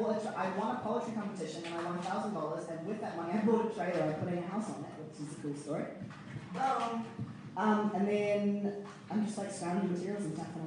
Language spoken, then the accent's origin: English; Stratford, Taranaki, New Zealand; also born or lived in United States / Cambodia; I was born in America. And I grew up in Cambodia, and then I Stratford in Taranaki.